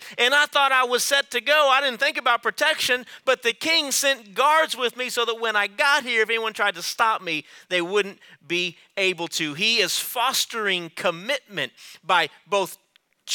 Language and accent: English; Rio Grande Valley, Texas, United States; I'm from the Rio Grande Valley